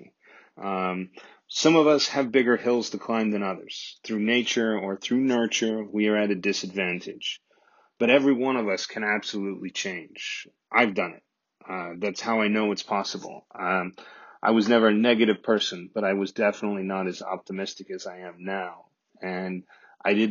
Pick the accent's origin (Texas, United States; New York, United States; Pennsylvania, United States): Texas, United States; moved away; I'm the Texan Abroad